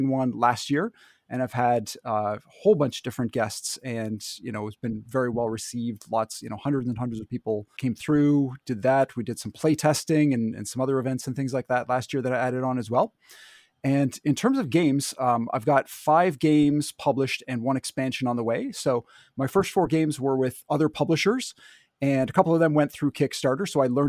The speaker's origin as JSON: {"language": "English", "country": "Canada", "said": "I don't have an accent. What are you talking about? I'm Canadian."}